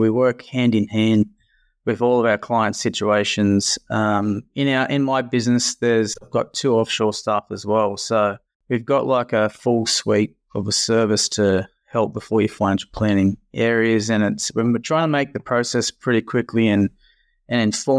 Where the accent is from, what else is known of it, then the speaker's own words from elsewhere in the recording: Bourke, New South Wales, Australia; also born or lived in Dubbo; I'm originally from Bourke, way out west. So grew up there and moved down to Dubbo and went to schooling there.